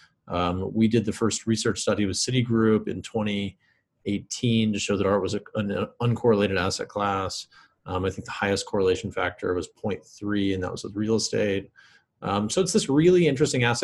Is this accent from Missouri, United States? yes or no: yes; Kansas City, Missouri, United States; I grew up in Kansas City, Missouri